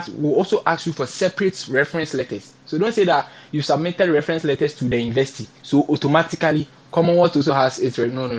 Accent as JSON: {"language": "English", "country": "Ghana", "tie": "born or raised there", "second_language": "English", "said": "I am a Ghanaian, right? And I know that English is not my fundamental language. But I'm a Ghanaian. I've schooled in language. English is our official language. And I've been in Ghana in school for, I think, 23 years."}